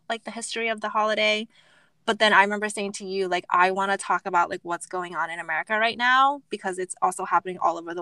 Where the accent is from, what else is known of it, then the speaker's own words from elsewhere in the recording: United States; growing up, being Asian American, growing up in a predominantly white